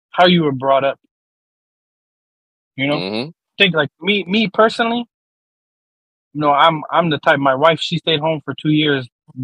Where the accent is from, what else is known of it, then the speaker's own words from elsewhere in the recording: Bay Area, Northern California, United States; moved away; I grew up in the Northern California. I'm from the Bay Area originally.